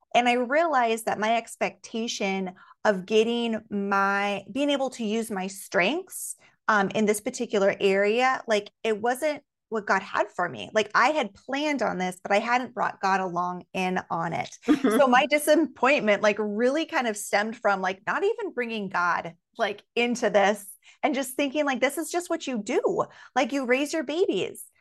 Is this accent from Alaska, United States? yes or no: yes; Alaska, United States; growing up in Alaska